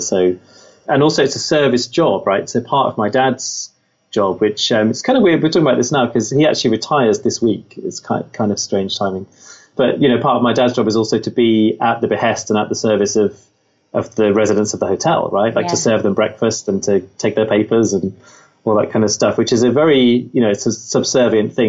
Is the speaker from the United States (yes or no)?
no; Midlands, United Kingdom; I grew up in the Midlands